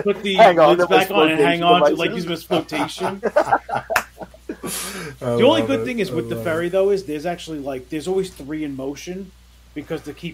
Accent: New York City, New York, United States; also born or lived in Long Island; I grew up on Rockaway Beach

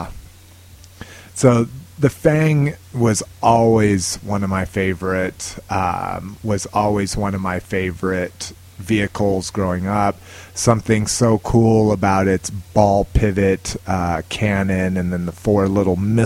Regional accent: Albuquerque, New Mexico, United States; moved away; I'm originally from Albuquerque, New Mexico. That's where I grew up.

